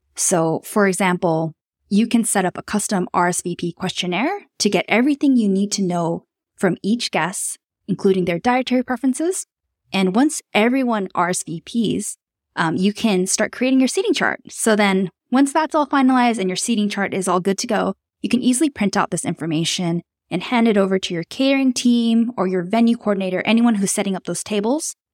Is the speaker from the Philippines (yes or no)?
no; Tokyo, Japan; moved away as an adult; also born or lived in Melbourne, Australia; I was born and raised in Tokyo, Japan, but I spent most of my adult working life living in Australia